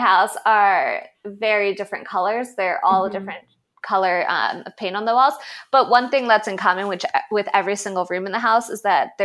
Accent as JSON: {"language": "English", "region": "the North", "country": "United States", "said": "I am a Northerner"}